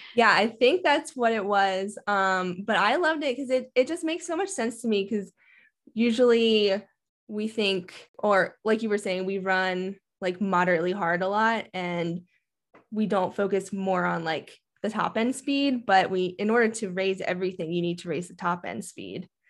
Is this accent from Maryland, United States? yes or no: yes; Maryland, United States; now in Colorado, United States; I'm from Maryland too, so I grew up in the humidity and training out there